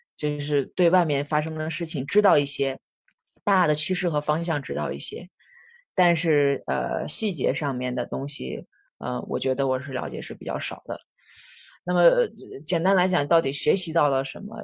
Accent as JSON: {"language": "Chinese", "area": "the Northwest", "region": "Northwest China", "country": "China", "tie": "born or raised there", "moved": "yes", "lives_now": "Shanghai, China", "said": "我的家乡是在西北的，这样的二嗯。线城市"}